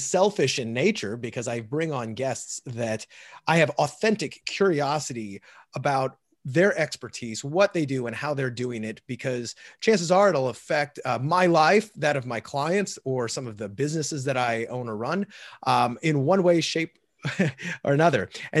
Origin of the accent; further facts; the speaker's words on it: St. Louis, Missouri, United States; I grew up in St. Louis